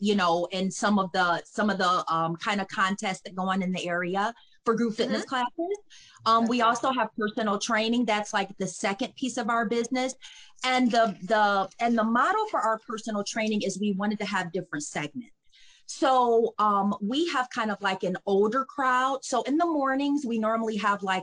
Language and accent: English; Detroit, Michigan, United States; moved away as an adult; now in Cleveland, United States; I'm from Detroit, Michigan